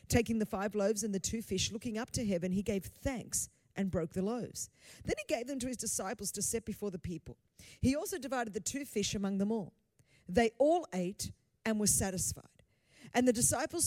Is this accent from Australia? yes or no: yes; Australia; first language Greek; English is a second language; Greek is my first language, but I was born in Australia